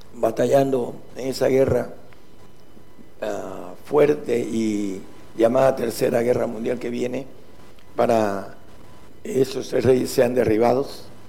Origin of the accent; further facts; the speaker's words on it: Mexico; nosotros los que somos de México